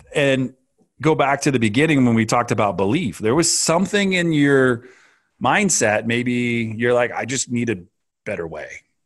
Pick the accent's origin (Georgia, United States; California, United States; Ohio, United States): California, United States; I grew up in Northern California and Southern California